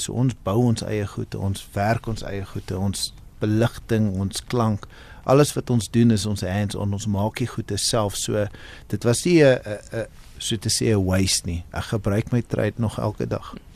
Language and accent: Afrikaans; Cape Town, Western Cape, South Africa; moved away as an adult; now in Johannesburg, South Africa; Ons het in Kaapstad groot geword.